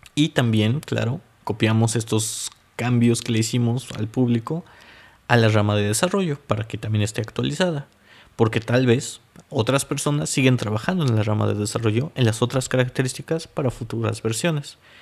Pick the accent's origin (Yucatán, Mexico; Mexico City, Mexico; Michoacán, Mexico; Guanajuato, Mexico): Mexico City, Mexico; moved away as an adult; now in Zlín, Czech Republic; yo soy mexicano, para aquellos que no sepan, de la Ciudad de México